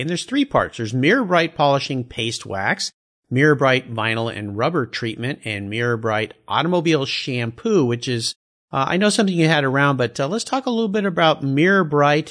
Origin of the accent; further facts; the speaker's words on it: San Diego, California, United States; I was at La Jolla High